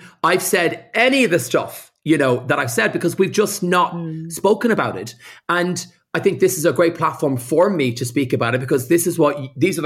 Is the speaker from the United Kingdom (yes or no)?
no; Ireland; being gay and being Irish and being Catholic